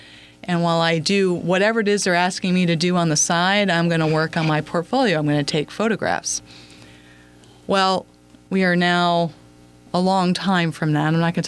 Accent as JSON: {"language": "English", "town": "Phoenix", "region": "Arizona", "country": "United States", "tie": "born or raised there", "also_born_or_lived": "New England", "said": "I grew up spending winters in New England and summers in Phoenix, Arizona. In the suburbs, both places."}